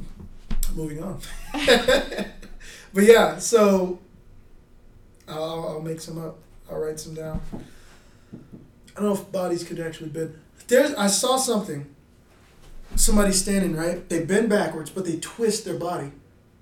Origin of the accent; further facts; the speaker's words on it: Houston, Texas, United States; also born or lived in Oregon; now in Utah, United States; I'm from Houston